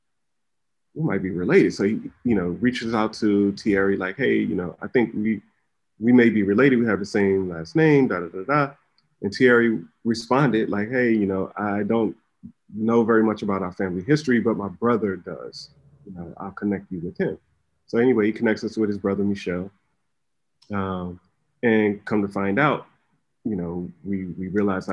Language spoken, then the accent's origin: English; New York City, New York, United States; I was born in Brooklyn